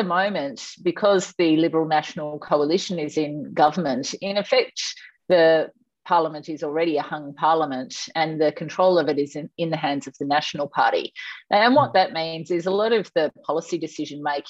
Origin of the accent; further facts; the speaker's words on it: Tasmania, Australia; also born or lived in Essendon, Victoria / Sub-Saharan Africa / Southeast Asia / United States; now in Hampton, Australia; I was born in Essendon, it so happens. I grew up in Tasmania.